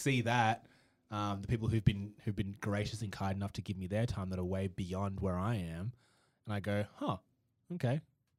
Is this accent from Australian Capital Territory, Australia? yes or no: yes; Canberra, Australian Capital Territory, Australia; A bunch of people that were like, oh, you're from Canberra? I was from Canberra.